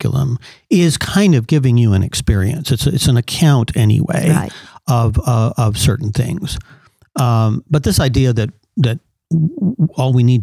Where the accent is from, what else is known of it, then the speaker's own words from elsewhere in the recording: Southern California, United States; I grew up in Southern California